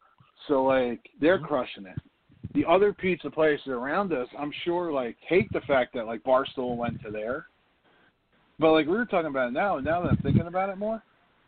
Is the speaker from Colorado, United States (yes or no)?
no; Jersey City, New Jersey, United States; we grew up in New Jersey, but, like, I grew up in Jersey City.